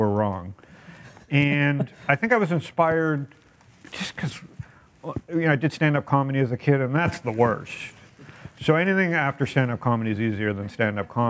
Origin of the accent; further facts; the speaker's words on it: Toronto, Ontario, Canada; now in San Diego, United States; born and raised in Toronto